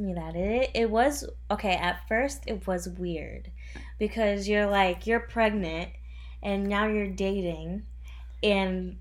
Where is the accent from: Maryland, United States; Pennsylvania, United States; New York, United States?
Pennsylvania, United States; the Poconos; I'm from the Poconos in Pennsylvania.